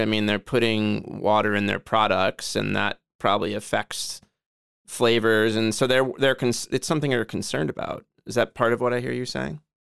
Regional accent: Joliet, Illinois, United States; my hometown of Joliet

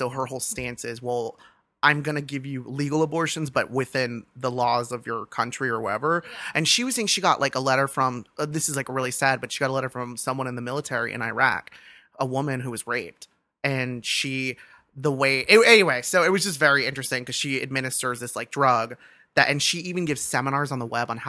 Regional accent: Los Angeles, California, United States; I'm from Los Angeles

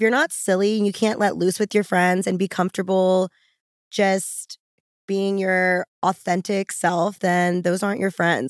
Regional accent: New Orleans, Louisiana, United States; now in Los Angeles, United States; I'm from New Orleans, and I relocated to Los Angeles

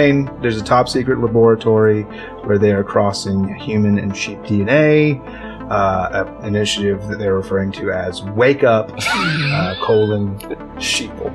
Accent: Shepherdsville, Kentucky, United States; my hometown is called Shepherdsville, Kentucky?

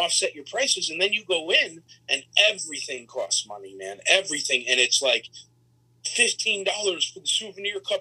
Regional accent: Nashville, Tennessee, United States; my hometown.

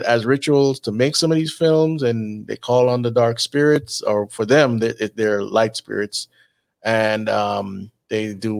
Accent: Miami, Florida, United States; I'm from Miami, so, or, you know.

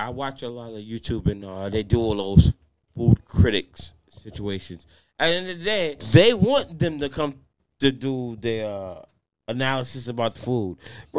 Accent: Long Island, New York, United States; And I'm from Long Island

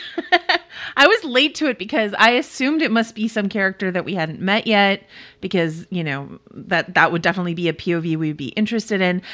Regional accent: Bay Area, California, United States; I'm from the Bay Area

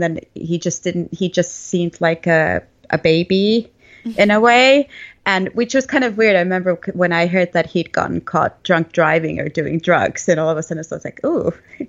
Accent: northern Finland, Finland; English is a second language; because I'm from Northern Finland and heavy metal is, or like, and heavy rock is really prominent part of our, or is a really prominent part of our scene there.

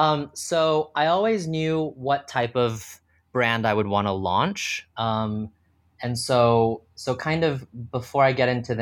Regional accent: Texas, United States; So I was born and raised in Texas, went to school for finance

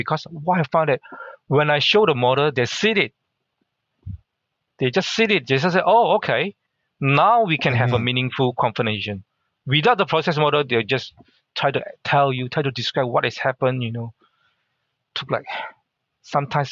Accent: Mersing, Johor, Malaysia; first language Hakka; English is a second language; moved away as an adult; also born or lived in Singapore; now in Australia; everyone know everyone in the little town called Mersing

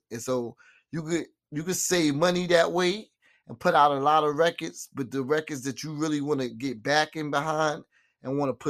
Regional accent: Queens, New York, United States; growing up in Queens, I know there's some good studios out there in Queens.

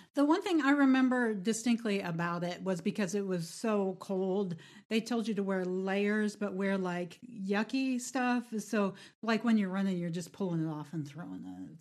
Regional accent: Midwest, United States; I'm from the Midwest

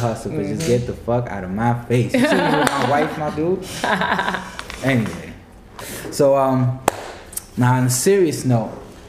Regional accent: New York, United States; moved away; also born or lived in Tampa; I'm originally from New York.

